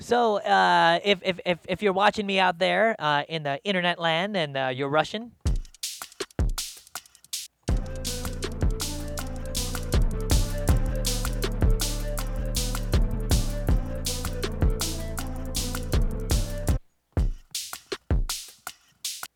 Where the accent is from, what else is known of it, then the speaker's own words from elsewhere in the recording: Philippines; for me as a Filipino